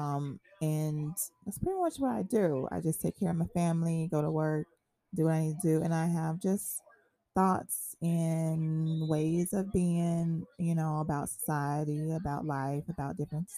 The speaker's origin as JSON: {"language": "English", "town": "Memphis", "region": "Tennessee", "country": "United States", "moved": "yes", "lives_now": "Longwood, United States", "said": "I'm from Memphis, Tennessee"}